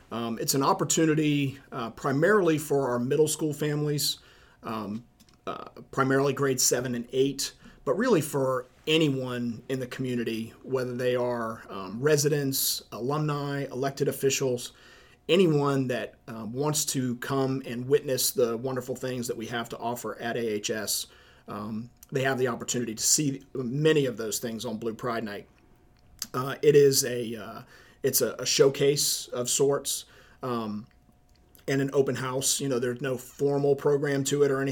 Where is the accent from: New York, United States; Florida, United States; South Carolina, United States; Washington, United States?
South Carolina, United States; Charleston; moved away as an adult; now in Attleboro, United States; I'm not a native New Englander. I'm originally from Charleston, South Carolina.